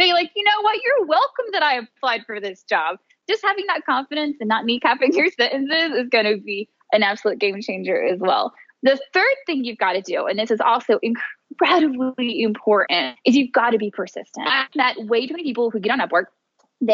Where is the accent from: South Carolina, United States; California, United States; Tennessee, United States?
Tennessee, United States; now in Miami, United States; my hometown where I come from. I'm originally from Tennessee, even though I now live in Miami, Florida